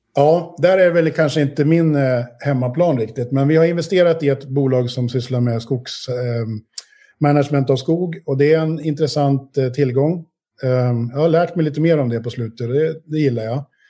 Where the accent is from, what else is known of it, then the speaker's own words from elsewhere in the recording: Sweden; moved away as an adult; jag har ju bott utanför Sverige i snart 25 år. Mm. Um, och, eh, men jag är trots allt ändå svensk